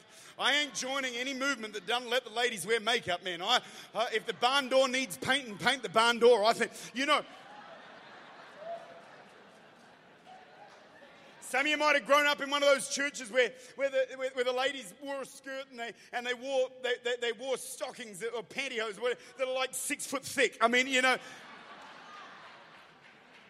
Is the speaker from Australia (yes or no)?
yes; Australia; I'm an Aussie.